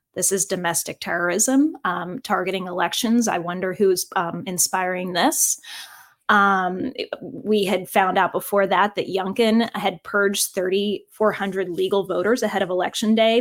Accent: Virginia, United States; I'm proud of my home state of Virginia

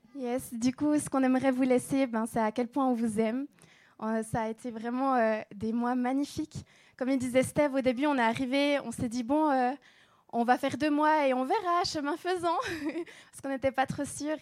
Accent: Switzerland; moved away; on vient de Suisse

